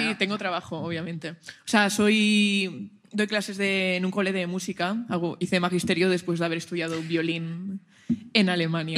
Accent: Valencia, Valencian Community, Spain; moved away as an adult; also born or lived in Germany; now in Barcelona, Spain; Soy de Valencia. Soy de Valencia

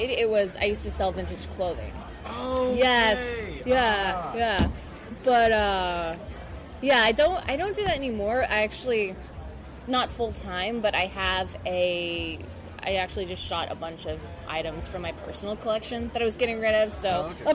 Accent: Pennsylvania, United States; born or raised there; now in New York, United States

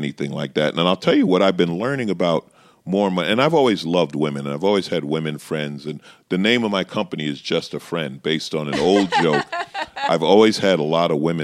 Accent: New York City, New York, United States; I grew up in Queens, so you're around everybody

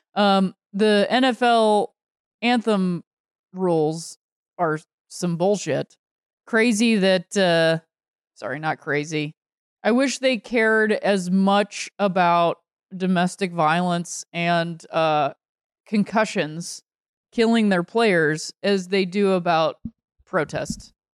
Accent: northeastern Ohio, United States; being raised in, uh, northeastern Ohio

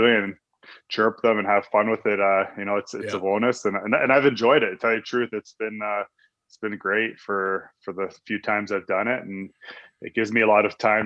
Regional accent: Ontario, Canada; moved away as an adult; now in Calgary, Canada; We used to go home in the summers to where we grew up in Ontario

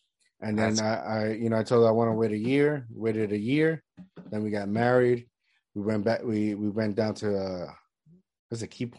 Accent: Puerto Rico; I mean, growing up in Puerto Rico, that's what I think one of the things I miss about it was, like, the day is, like, longer.

